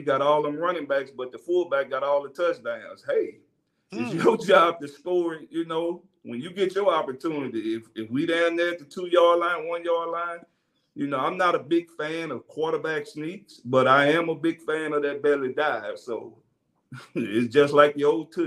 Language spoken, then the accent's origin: English; Mississippi, United States; I'm from Mississippi